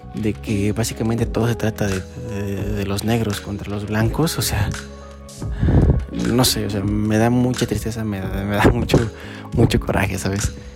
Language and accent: Spanish; Aguascalientes, Mexico; mi ciudad natal